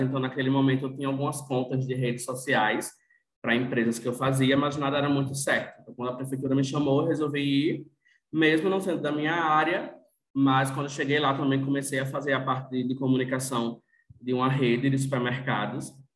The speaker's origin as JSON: {"language": "Portuguese", "town": "Natal", "region": "Rio Grande do Norte", "country": "Brazil", "said": "sou de Natal"}